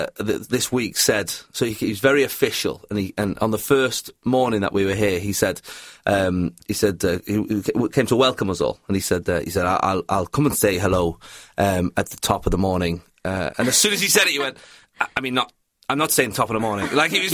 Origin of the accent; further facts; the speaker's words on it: England, United Kingdom; I guess as an English person, you do, like, the accent does just add about 20% to comedy over here.